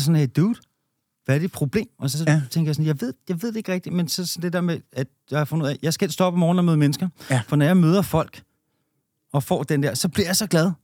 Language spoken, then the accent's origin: Danish; Denmark; som danskere